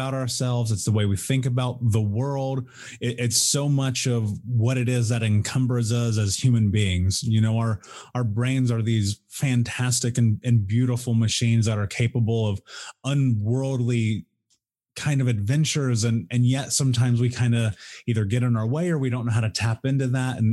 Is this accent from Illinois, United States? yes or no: no; Indianapolis, Indiana, United States; I grew up in Indianapolis in the Midwest in America